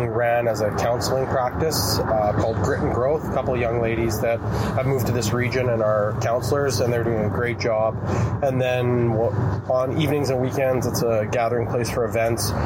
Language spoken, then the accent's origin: English; Brandon, Manitoba, Canada; also born or lived in Winnipeg, Manitoba; now in Onanole, Canada; I grew up in Brandon, you know, after university, lived in Winnipeg